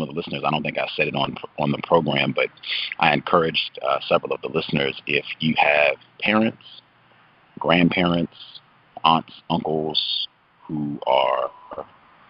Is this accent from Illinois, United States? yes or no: no; Virginia, United States; I was born in Virginia